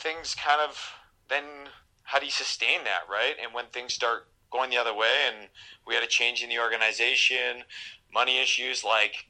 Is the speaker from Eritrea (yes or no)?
no; Canada; we're Canadian